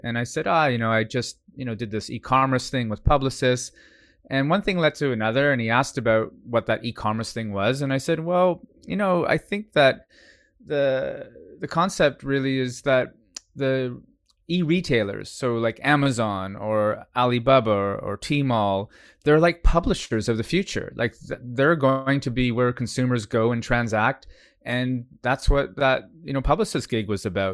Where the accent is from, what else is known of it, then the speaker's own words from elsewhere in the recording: Canada; now in Singapore; I'm Canadian, uh, by birth